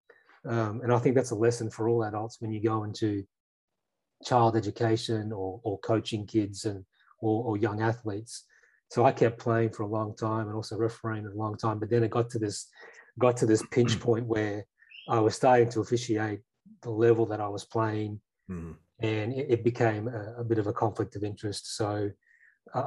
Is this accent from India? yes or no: no; regional Queensland, Australia; I grew up in regional Queensland